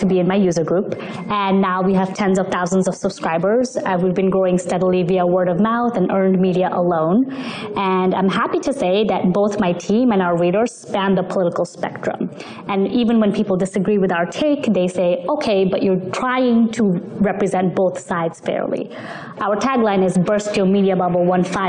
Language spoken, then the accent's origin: English; New York City, New York, United States; So I moved to the States when I was 8 years old. I grew up in New York City